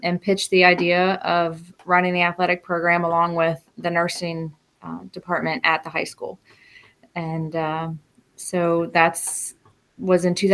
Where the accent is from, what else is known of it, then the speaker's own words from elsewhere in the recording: Rappahannock County, Virginia, United States; I am from Rappahannock County, so I am back in my hometown